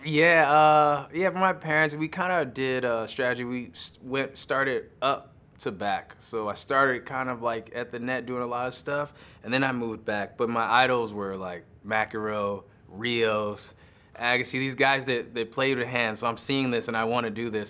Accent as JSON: {"language": "English", "country": "United States", "said": "I'm American"}